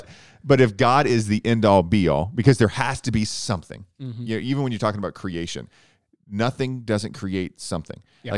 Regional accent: Tornado Alley, United States; I grew up in Tornado Alley, you didn't.

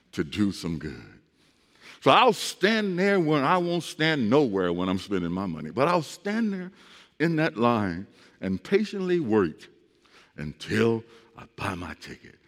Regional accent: East St. Louis, Illinois, United States; I grew up in East St. Louis

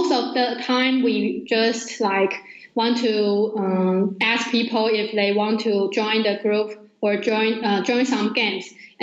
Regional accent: Taiwan; I'm from Taiwan.

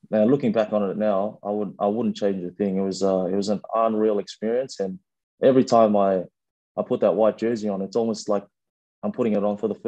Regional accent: Sydney, New South Wales, Australia; also born or lived in Fiji; growing up in Sydney, obviously wanting to be a rugby player, you aspire to become a wallaby. And like I, I grew up, the, the first eight, nine years of my life was in Fiji.

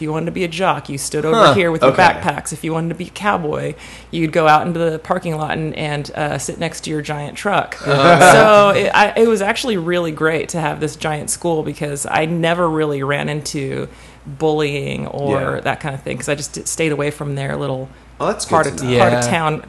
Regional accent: Bakersfield, California, United States; moved away as an adult; now in Los Angeles, United States; I'm from Bakersfield. I kind of lived there my teen years. I moved there when I was 12, and then kind of stayed there for a while. So I went to high school in Bakersfield.

